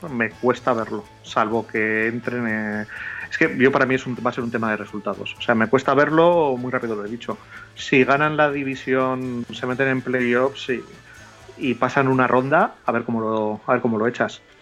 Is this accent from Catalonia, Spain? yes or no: yes; Catalonia, Spain; Como soy catalán.